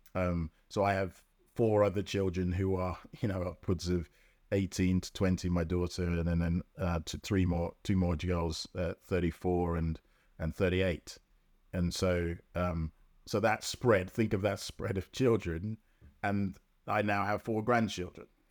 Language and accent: English; London, United Kingdom; also born or lived in Jamaica; I grew up in Lambeth